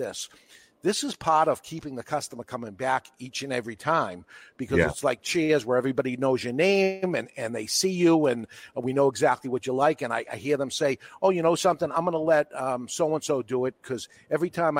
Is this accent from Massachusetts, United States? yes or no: yes; Boston, Massachusetts, United States; accent: New England; I am a Bostonian